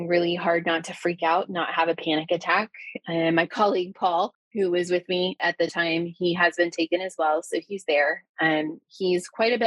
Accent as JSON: {"language": "English", "region": "Ohio", "country": "United States", "said": "I'm a teacher from Ohio"}